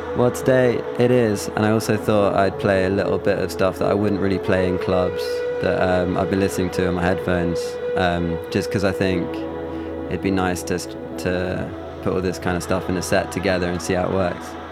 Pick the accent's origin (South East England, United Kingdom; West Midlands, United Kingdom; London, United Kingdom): London, United Kingdom; also born or lived in Leeds; I'm from London, but I went to uni, did music production at Leeds Beckett